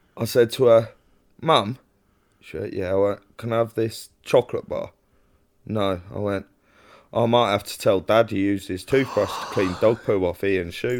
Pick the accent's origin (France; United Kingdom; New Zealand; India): United Kingdom; London; accent: Cockney; as soon as they hear my accent, they know to leave you alone. As soon as they hear you're from London